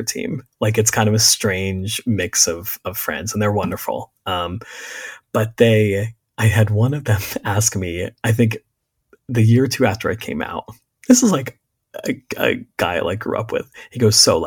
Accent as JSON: {"language": "English", "area": "Berks County", "region": "Pennsylvania", "country": "United States", "tie": "born or raised there", "said": "I grew up in Berks County, Pennsylvania"}